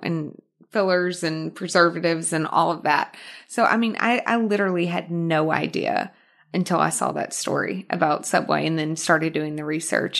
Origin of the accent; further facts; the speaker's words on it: Arkansas, United States; accent: Arkansas; moved away as an adult; also born or lived in Houston, Texas / New York; now in Los Angeles, United States; I was born in Houston, but I was raised in Arkansas